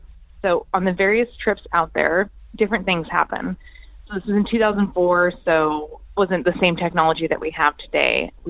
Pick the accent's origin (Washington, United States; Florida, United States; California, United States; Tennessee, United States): Washington, United States; I'm from Washington, and this is a story about baby graves.